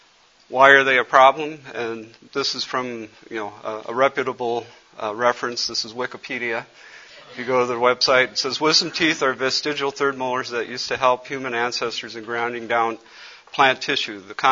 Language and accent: English; Cameroon; he was from Cameroon and knew I was from Cameroon